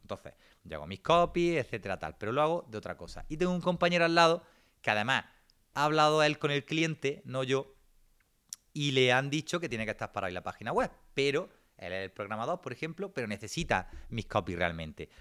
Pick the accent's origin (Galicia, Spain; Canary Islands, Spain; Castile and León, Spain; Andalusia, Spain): Andalusia, Spain; Granada; soy de Granada